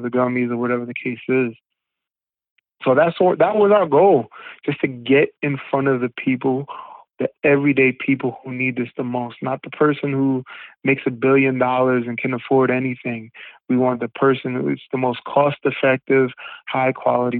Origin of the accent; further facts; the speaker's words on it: Rockland County, New York, United States; also born or lived in Harlem, New York; I moved back to Rockland County, which, you know, where I grew up in the latter part of my life